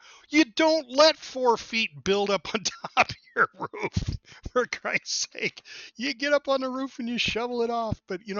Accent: Montana, United States; I grew up here

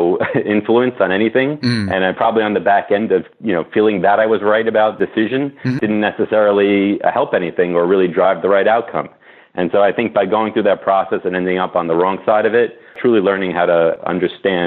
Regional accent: New York City, New York, United States; also born or lived in Massachusetts; Rob and I grew up together in Brooklyn, New York

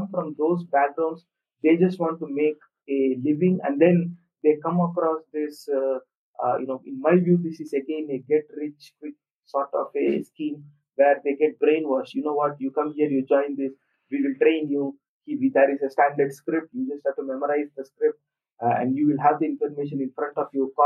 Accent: India; I am emailing from India and I'm Indian myself

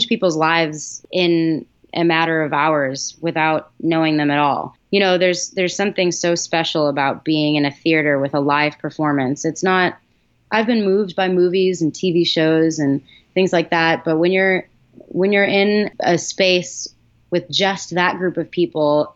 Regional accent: Massachusetts, United States; I grew up in Massachusetts.

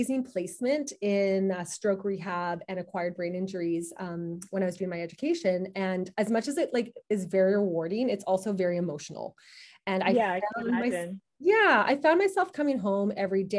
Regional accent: Manitoba, Canada; moved away as an adult; also born or lived in Kingston, Ontario; I'm from Manitoba

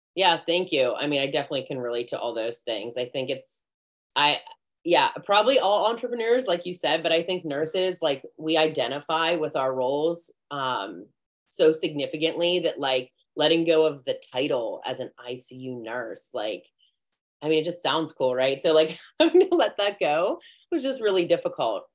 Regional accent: McCandless, Pennsylvania, United States; I grew up in McCandless.

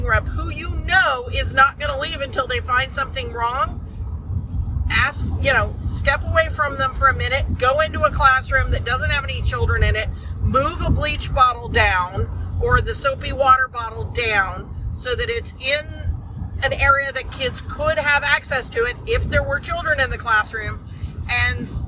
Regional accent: Texas, United States; We're from Texas

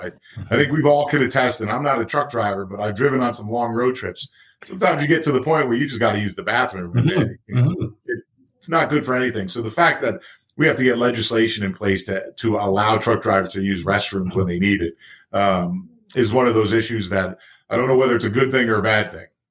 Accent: United States; I'm from the States, so I use miles mm-hmm. per hour.

